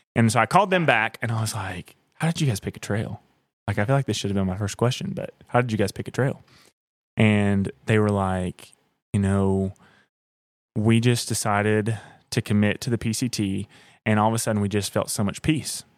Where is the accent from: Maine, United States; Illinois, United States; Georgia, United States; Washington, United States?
Georgia, United States; Blairsville; also born or lived in Nashville; I grew up in Blairsville, Georgia